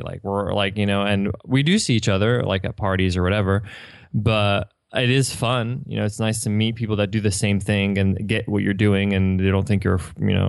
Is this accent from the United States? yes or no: yes; Manhattan, New York, United States; now in San Diego, United States; I'm from New York. I was born and raised there, and I actually moved from Manhattan to San Diego.